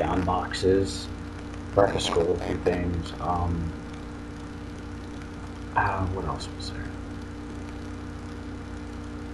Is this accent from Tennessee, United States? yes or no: no; St. Petersburg, Florida, United States; also born or lived in Germany; I was born and raised in St. Pete, Florida